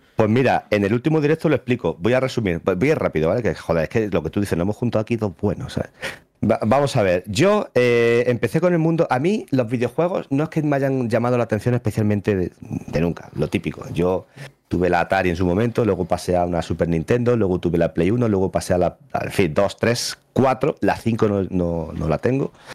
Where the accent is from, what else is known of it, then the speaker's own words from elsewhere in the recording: Jaén, Andalusia, Spain; soy de Jaén